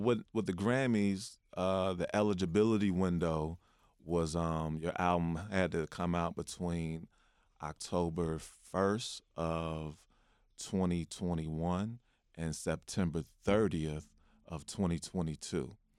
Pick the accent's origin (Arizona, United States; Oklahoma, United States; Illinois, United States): Illinois, United States; Chicago; I'm a poet from Chicago.